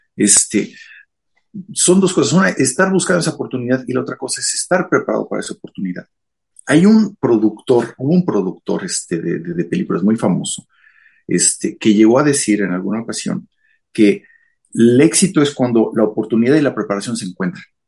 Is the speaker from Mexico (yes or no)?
yes; Mexico City, Mexico; moved away as an adult; now in Japan; Yo nací en la Ciudad de México, este, yo soy de allá, este, y eh, durante mi juventud, toda la vida estuve, este, todo el tiempo de mi juventud estuve en la Ciudad de México.